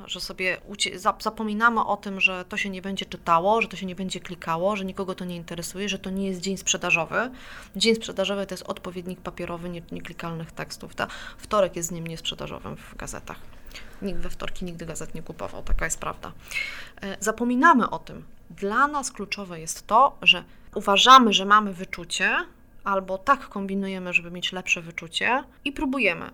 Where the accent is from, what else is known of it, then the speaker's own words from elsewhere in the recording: Warsaw, Masovian Voivodeship, Poland; sama jestem warszawianką